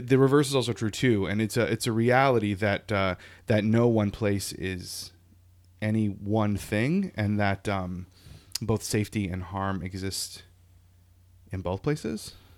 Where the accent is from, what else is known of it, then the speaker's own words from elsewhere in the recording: Lafayette, Louisiana, United States; now in New England, United States; I grew up in Louisiana